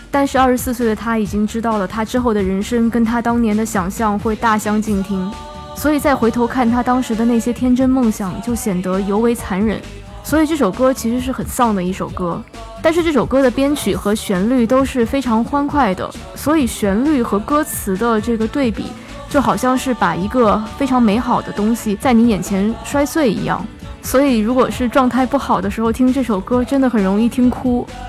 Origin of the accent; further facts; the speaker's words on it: Shanghai, China; 我小时候是在上海长大的